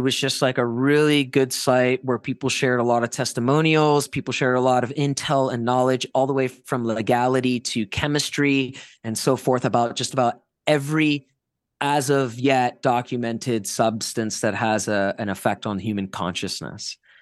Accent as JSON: {"language": "English", "region": "South Florida", "country": "United States", "tie": "born or raised there", "said": "growing up in South Florida in the early two thousands"}